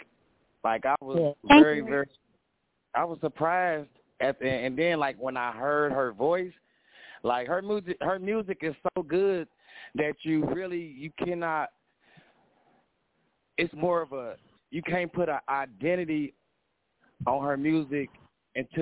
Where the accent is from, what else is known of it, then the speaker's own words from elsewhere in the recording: Indianapolis, Indiana, United States; I'm from Indianapolis, Indiana